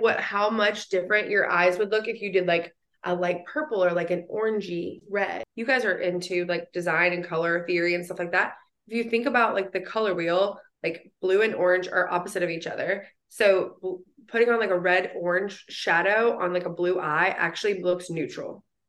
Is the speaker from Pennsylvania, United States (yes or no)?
no; West Virginia, United States; I'm from West Virginia